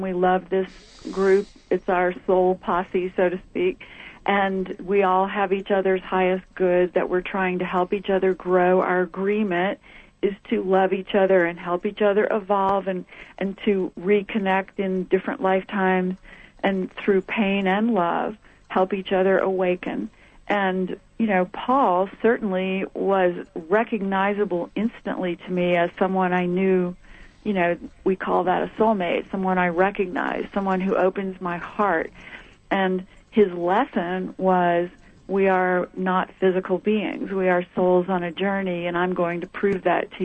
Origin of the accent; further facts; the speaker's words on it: the South, United States; moved away as an adult; growing up in the South in the 50s and in the 60s